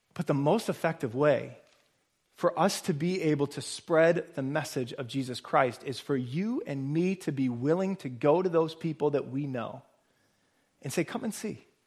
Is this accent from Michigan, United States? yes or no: no; Nebraska, United States; now in Boston, United States; I grew up in Nebraska